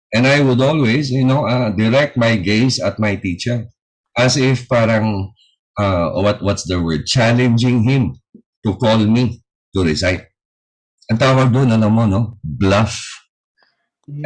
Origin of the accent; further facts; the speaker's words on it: Parañaque, Metro Manila, Philippines; Taga Paranaque ako, ang opisina ko was in Tramuros